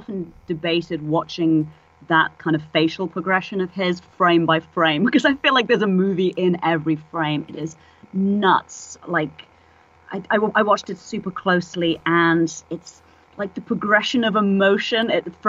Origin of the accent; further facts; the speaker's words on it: England, United Kingdom; now in San Francisco, United States; Well, I live here now, but {S1} yes, {S7} it took me moving to San Francisco 7 years ago. I'm English originally, obviously, as you can hear